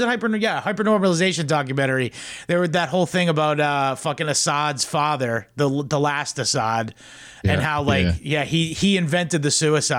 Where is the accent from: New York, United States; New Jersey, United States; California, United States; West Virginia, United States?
New York, United States; And I'm from Long Island.